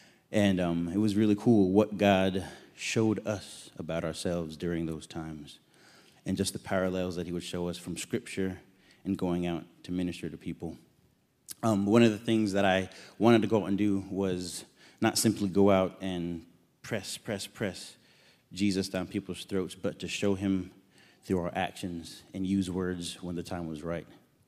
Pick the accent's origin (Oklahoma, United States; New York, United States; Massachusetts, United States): New York, United States; I was born and raised in New York, so I thought going back was going to be really easy.